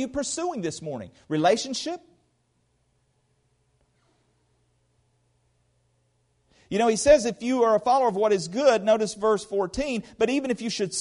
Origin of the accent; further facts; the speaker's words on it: United States; I'm an American Christian